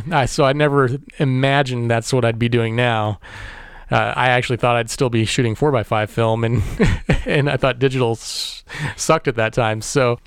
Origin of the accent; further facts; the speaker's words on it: Warrensburg, Missouri, United States; I was born in Warrensburg, Missouri, which is just east of Kansas City, and grew up there